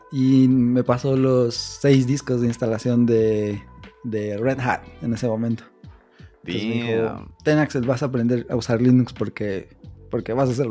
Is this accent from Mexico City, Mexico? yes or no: yes; Mexico City, Mexico; now in Morelia, Mexico; Nosotros también salimos del DF, pero por el trabajo de mi papá nos fuimos